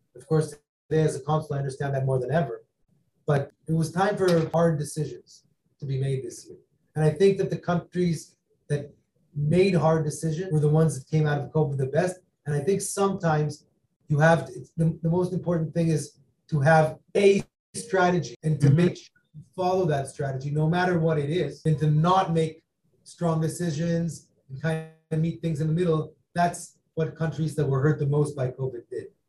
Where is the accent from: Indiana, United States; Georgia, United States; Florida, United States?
Florida, United States; also born or lived in Israel; now in New York, United States; I grew up in Florida